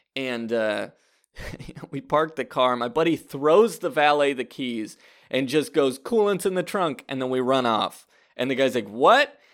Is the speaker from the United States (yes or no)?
yes; Fresno, California, United States; I grew up in Fresno, California